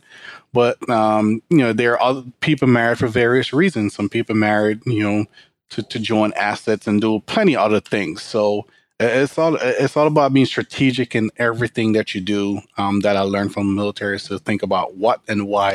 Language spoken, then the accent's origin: English; Jamaica; moved away as an adult; now in United States; I grew up in Jamaica, country population about 2.6 million people with a poverty rate of 85%